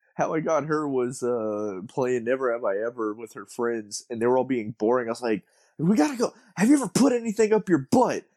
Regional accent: San Antonio, Texas, United States; growing up in San Antonio

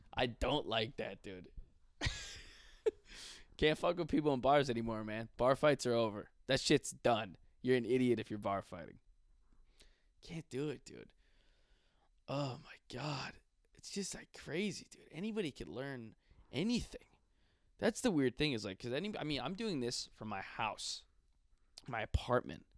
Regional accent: Buffalo, New York, United States; I love Buffalo and I love everybody from there

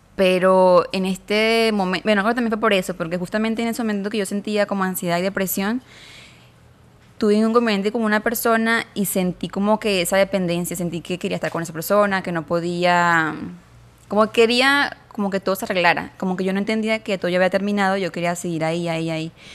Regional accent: Venezuela; moved away as an adult; now in Mexico; yo soy de Venezuela, me vine para acá, para México

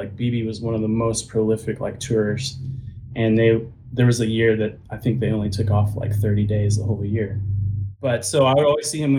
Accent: Austin, Texas, United States; I'm from Austin, Texas, so Spurs were big in my life.

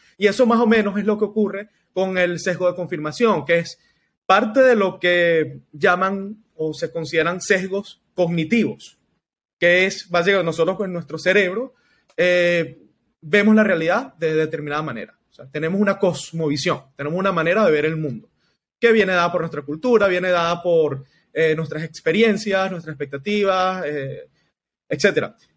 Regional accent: Venezuela; Lo vivimos nosotros como venezolanos, Nelson, en, acá en Venezuela

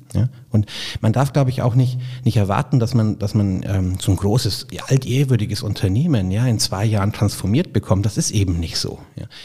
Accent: Augsburg, Bavaria, Germany; now in Munich, Germany; das ist das Schicksal der Augsburger. Ja? Also weder die Schwaben mögen uns noch die Bayern

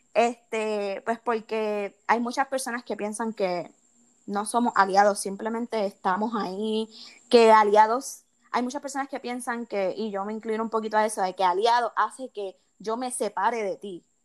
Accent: Puerto Rico; also born or lived in United States; como puertorriqueños

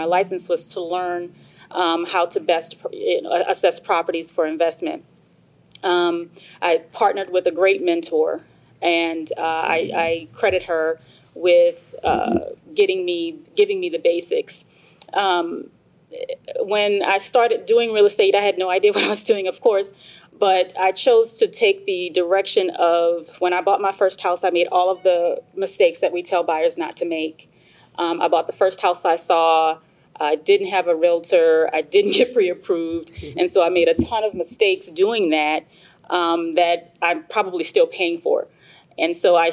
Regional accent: Michigan, United States; moved away as an adult; now in Georgia, United States; I'm from Michigan

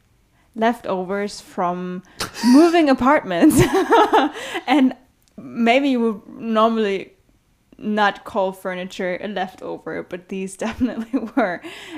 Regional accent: Germany; I'm from Germany

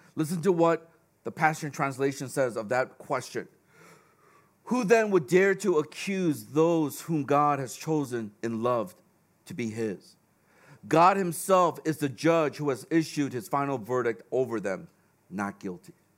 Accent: Chicago, Illinois, United States; now in Hong Kong; I grew up in Chicago

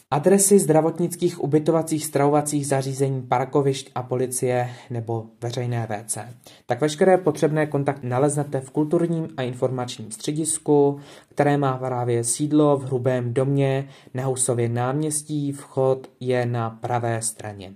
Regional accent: Lomnice nad Popelkou, Liberec Region, Czechia; u nás v Lomnici

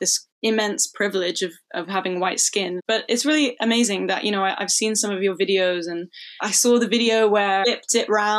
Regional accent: London, United Kingdom; I grew up in London, like it's very queer friendly.

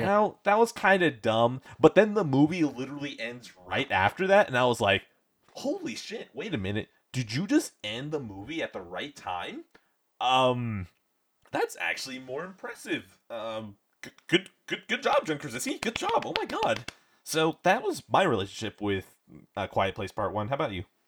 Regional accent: United States; as an American

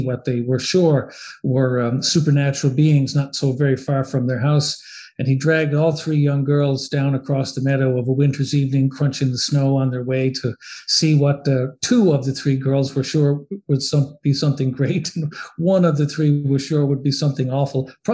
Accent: Newfoundland and Labrador, Canada; now in Ottawa, Canada; I am a Newfoundlander, a Canadian by birth and a Newfoundlander by inclination.

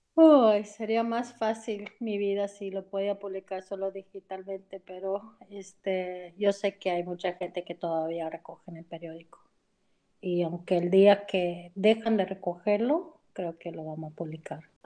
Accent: United States; soy americana

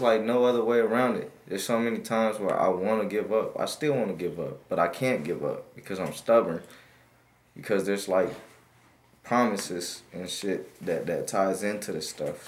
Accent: Wichita, Kansas, United States; born or raised there; also born or lived in Vietnam

